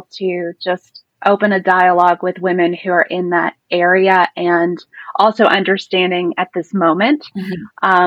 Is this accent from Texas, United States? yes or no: yes; Texas, United States; I'm from Texas.